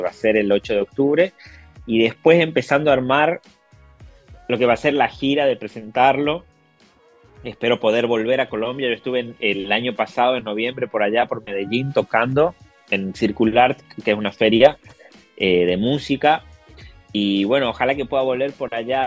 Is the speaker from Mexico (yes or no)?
no; Tucumán, Argentina; now in Buenos Aires, Argentina; yo soy de Tucumán, del norte de Argentina pero vivo en la capital federal, en Buenos Aires